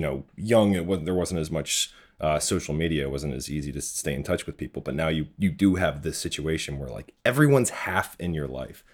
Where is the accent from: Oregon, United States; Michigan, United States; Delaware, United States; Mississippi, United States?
Delaware, United States; Hockessin; now in New York City, United States; I grew up in Hokessen, which is right outside of, uh, Wilmington.